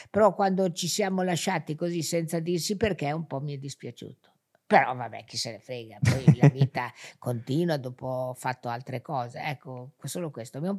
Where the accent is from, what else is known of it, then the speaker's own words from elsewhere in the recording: Genoa, Liguria, Italy; Sì, sono genovese.